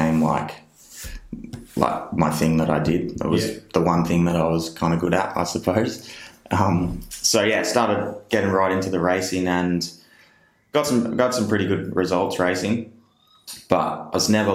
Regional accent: Benalla, Victoria, Australia; also born or lived in Yackandandah, Victoria; I grew up in Northeast Victoria in a little place called Benalla, and live in Yakandanda now, which is just up the road, still in Northeast Victoria

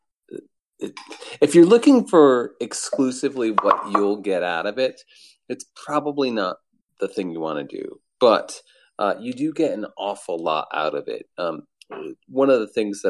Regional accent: Ann Arbor, Michigan, United States; also born or lived in Providence, Rhode Island; I'm from Ann Arbor, Michigan

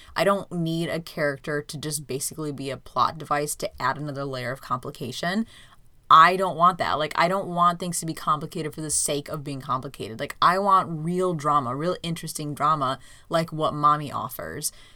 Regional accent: United States; as an American viewer

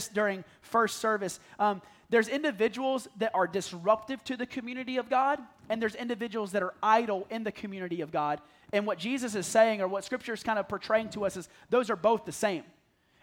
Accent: the South, United States; I'm from the South

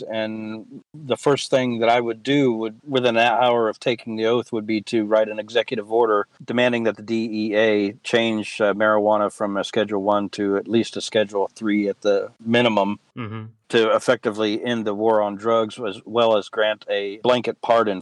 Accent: West Virginia, United States; also born or lived in Kentucky / Columbus; when I was growing up in West Virginia, I was taking the same classes in sixth grade that I had in 10th grade in Kentucky

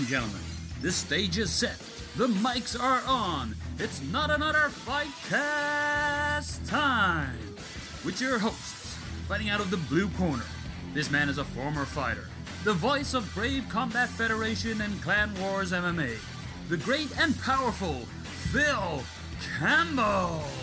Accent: Belfast, Northern Ireland, United Kingdom; I grew up in North Belfast, um, late eighties, early nineties

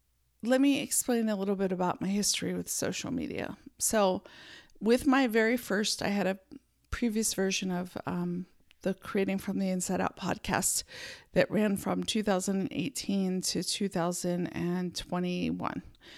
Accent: Pennsylvania, United States; born there; also born or lived in San Francisco Bay Area; I was born in Pennsylvania, then lived a few other places, and then moved to the San Francisco Bay Area, which is where I spent most of my adult years.

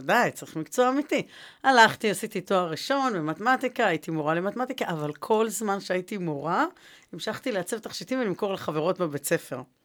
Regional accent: Jerusalem, Jerusalem District, Israel; moved away as an adult; now in Rishon LeZion, Israel; אני ירושלמית

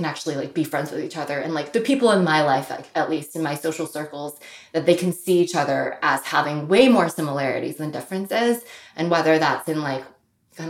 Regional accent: St. Louis, Missouri, United States; I grew up in the Midwest, which is upper middle class white suburb in Missouri. Even though it was St. Louis, it was not the city

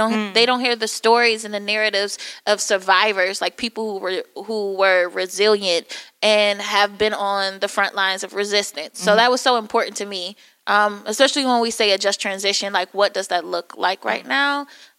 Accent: Detroit, Michigan, United States; I was born and raised in Detroit.

